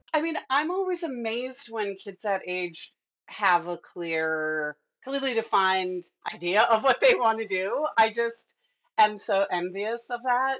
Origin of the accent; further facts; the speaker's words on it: Midwest, United States; I'm a Midwesterner too